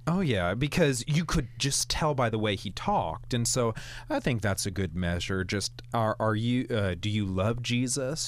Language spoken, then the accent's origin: English; Maryland, United States; I was growing up in Maryland.